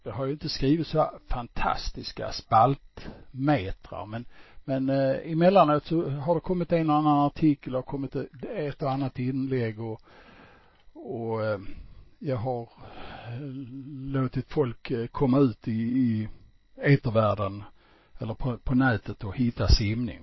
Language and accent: Swedish; Malmö, Skåne, Sweden; born or raised there; accent: Scanian; also born or lived in Stockholm / Landskrona; now in Falsterbonäset, Sweden